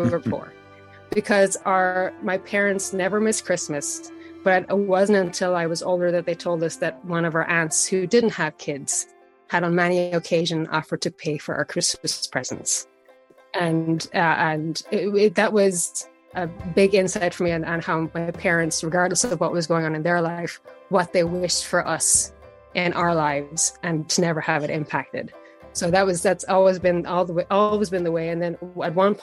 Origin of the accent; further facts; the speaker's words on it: Carlow, Ireland; moved away as an adult; now in United States; I am from a small town in Ireland named Carlo, also named Carlock, built on four lakes. My parents own a bed and breakfast in Carlo. They have for over 20 years. So I spent a lot of time running around a bed and breakfast in my youth